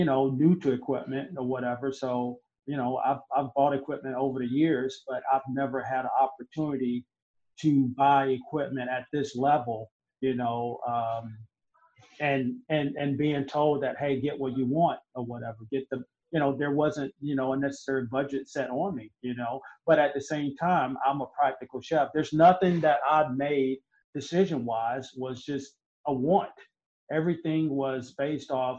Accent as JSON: {"language": "English", "town": "Augusta", "region": "Georgia", "country": "United States", "also_born_or_lived": "Charleston", "said": "I'm from Augusta."}